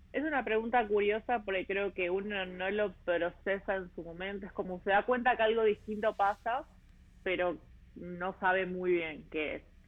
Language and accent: Spanish; Buenos Aires, Argentina; moved away as an adult; also born or lived in Melbourne, Australia / Sydney, Australia; yo nací en Buenos Aires, en, en Ciudad Autónoma de Buenos Aires